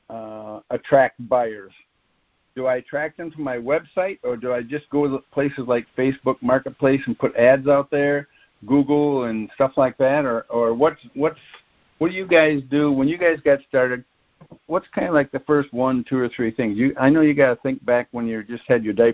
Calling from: Florida, United States; I'm working from Florida

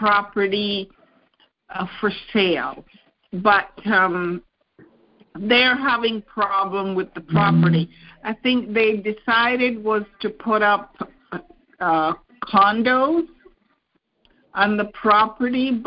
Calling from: Toronto, Ontario, Canada; I'm calling from Toronto, Canada

